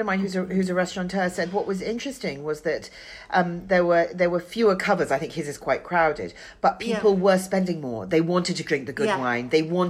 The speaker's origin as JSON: {"language": "English", "region": "London", "country": "United Kingdom", "said": "as a Londoner"}